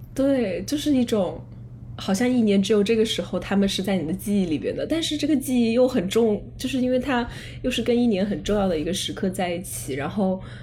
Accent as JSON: {"language": "Chinese", "town": "Chengdu", "region": "Sichuan", "country": "China", "tie": "born or raised there", "also_born_or_lived": "Henan", "moved": "as an adult", "said": "我爸爸是河南人，呃，我妈妈是四川人，然后我们家，就是我从小到大都在成都长大的"}